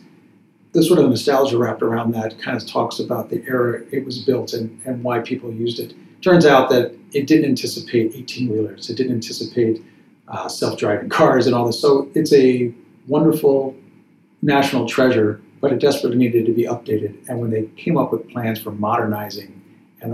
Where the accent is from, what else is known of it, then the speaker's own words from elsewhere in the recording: Chicago, Illinois, United States; Chicago, which is my hometown